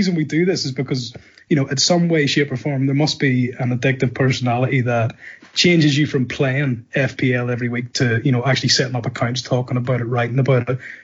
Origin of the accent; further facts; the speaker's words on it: Northern Ireland, United Kingdom; moved away as an adult; also born or lived in United States / London; I'm from Northern Ireland. I currently live in Northern Ireland. I'm back in Northern Ireland after many years sort of working away, either in the States or in London